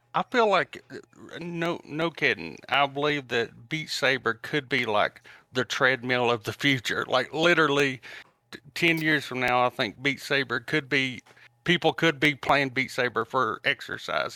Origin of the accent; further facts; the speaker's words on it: Tennessee, United States; I'm from Tennessee